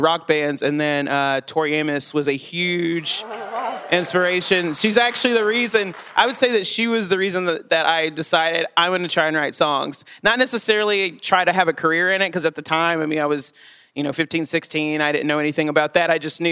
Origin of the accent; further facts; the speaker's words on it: Chattanooga, Tennessee, United States; moved away as an adult; now in Johnson City, United States; I grew up in Chattanooga, Tennessee. I lived there for the first 19 years of my life